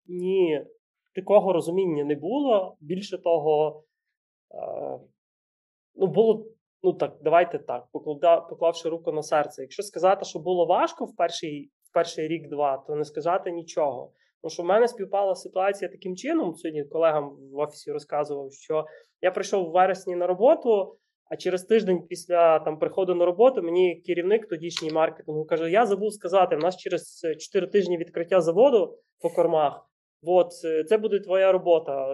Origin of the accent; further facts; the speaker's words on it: Ukraine; ми народились в Україні